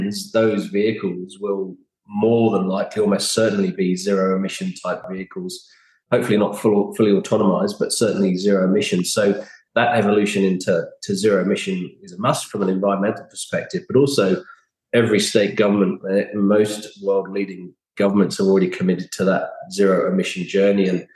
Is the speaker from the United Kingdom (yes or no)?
yes; London, United Kingdom; moved away as an adult; also born or lived in Redcliffe, Australia; now in Gold Coast, Australia; being a Londoner by blood